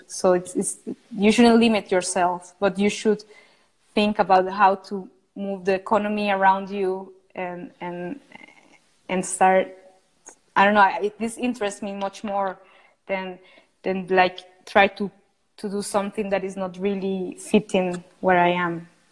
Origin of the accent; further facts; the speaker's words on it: Costa Rica; I come from Costa Rica, where is where I'm at the moment